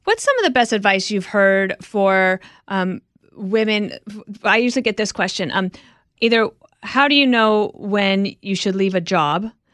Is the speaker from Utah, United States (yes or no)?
no; Wyoming, United States; I'm just from Wyoming